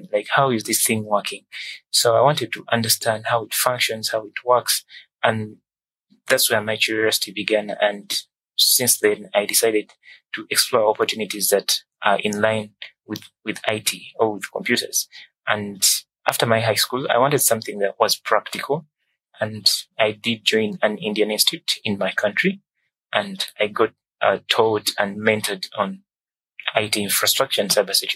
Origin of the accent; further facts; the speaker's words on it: Kampala, Central Region, Uganda; I'm from Kampala, Uganda